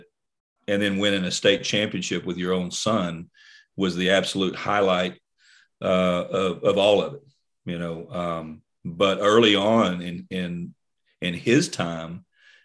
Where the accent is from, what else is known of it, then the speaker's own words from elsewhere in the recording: Port Arthur, Texas, United States; growing up in Port Arthur, my hometown